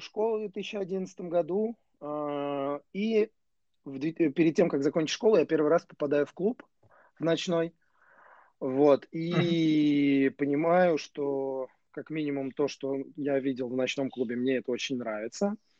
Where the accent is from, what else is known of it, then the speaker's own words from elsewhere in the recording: Nizhny Novgorod, Nizhny Novgorod Oblast, Russia; Нижнего Новгорода, да, откуда я родом.